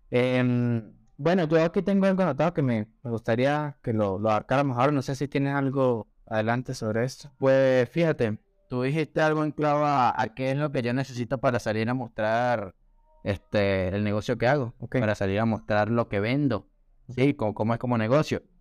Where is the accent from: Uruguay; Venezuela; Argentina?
Venezuela; also born or lived in Colombia / Peru; now in Chile; como ya era el cuarto país donde yo vivía, sí, ya obviamente yo soy de Venezuela, ya había vivido también en Colombia, ya había vivido en Perú y ya estaba viviendo en Chile.